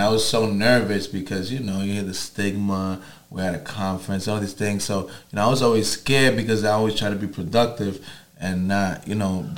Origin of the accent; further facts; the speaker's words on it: New York City, New York, United States; growing up in Harlem